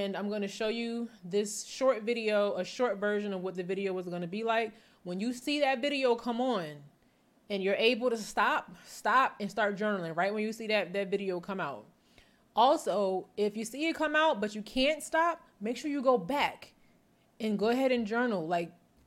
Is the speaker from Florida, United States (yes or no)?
no; New Jersey, United States; I'm from North Jersey